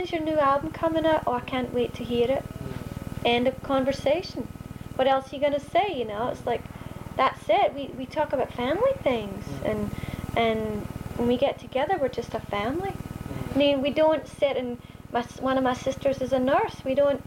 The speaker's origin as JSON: {"language": "English", "region": "Scotland", "country": "United Kingdom", "moved": "as an adult", "lives_now": "United States", "said": "I'm very proud of being Scottish."}